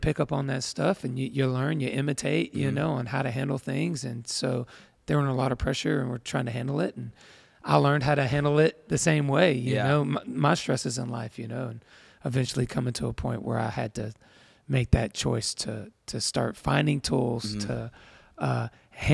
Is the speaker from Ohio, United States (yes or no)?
no; Tyler, Texas, United States; now in Georgia; Yeah, I was born in Texas, in Tyler, Texas, and which is in East Texas.